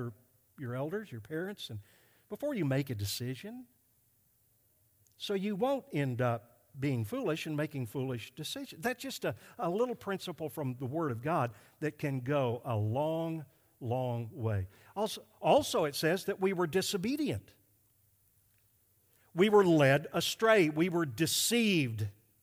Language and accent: English; Arkansas, United States; I came from Arkansas, and we're less sinful there.